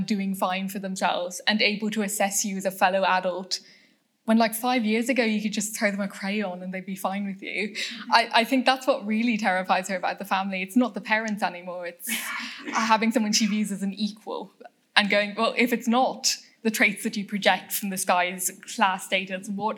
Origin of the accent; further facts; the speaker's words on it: Ireland; we have five universities